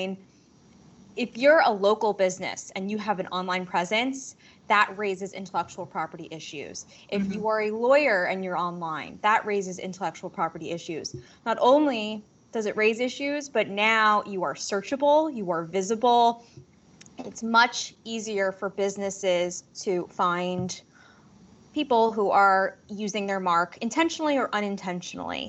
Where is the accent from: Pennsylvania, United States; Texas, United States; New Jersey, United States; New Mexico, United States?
New Jersey, United States; Manhattan suburbs in; I grew up in the Manhattan suburbs in New Jersey